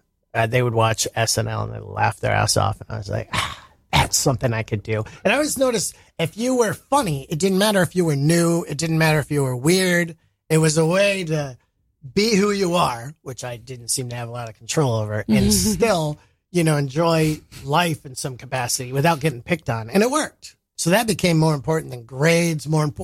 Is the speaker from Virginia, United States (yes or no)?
no; Montana, United States; I'm actually from Montana.